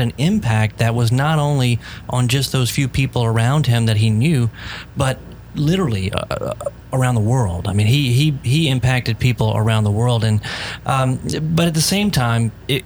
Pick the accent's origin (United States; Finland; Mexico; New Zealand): United States; Baton Rouge, Louisiana; also born or lived in Ohio; growing up in Baton Rouge